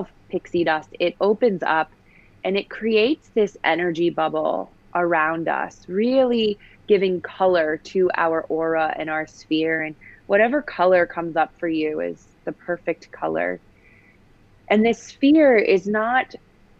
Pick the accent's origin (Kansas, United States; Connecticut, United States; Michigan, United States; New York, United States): Connecticut, United States; West Hartford; I grew up in Connecticut in a town called West Hartford